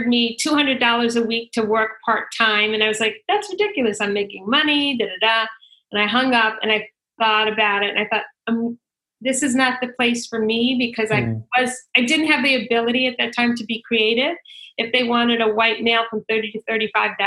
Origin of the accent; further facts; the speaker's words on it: New York, United States; moved away as an adult; now in California, United States; I grew up in New York